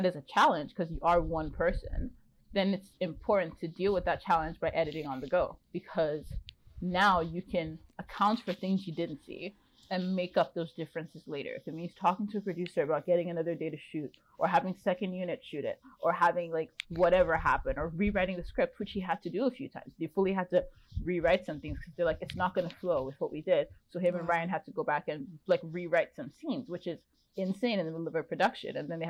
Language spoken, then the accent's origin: English; Ontario, Canada; now in Vancouver, Canada; I'm from Ontario, and I've been to Vancouver before, but like outside my window right now, it's just mountains. Like, I've moved to Vancouver full time now because of the Adam Project